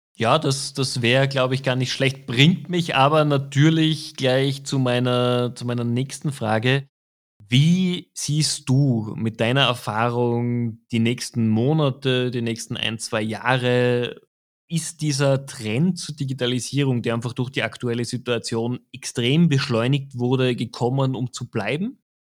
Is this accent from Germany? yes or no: no; Austria; als Österreicher